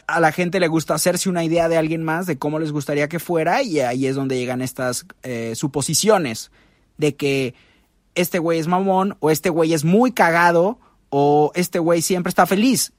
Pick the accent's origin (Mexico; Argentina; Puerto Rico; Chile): Mexico; cuando nos preguntó de dónde éramos y dijimos México